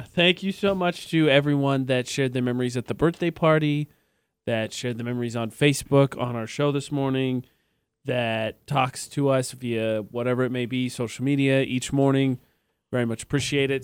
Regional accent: Indiana, United States; moved away as an adult; also born or lived in New Mexico; now in Logan, United States; The top forty station I worked at in my hometown is the oldest running top forty station in the state of Indiana

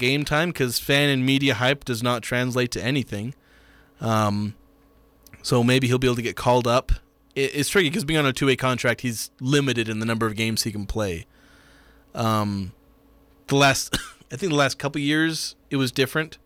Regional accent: Logan, Utah, United States; I'm a little north of Salt Lake. You know, Logan.

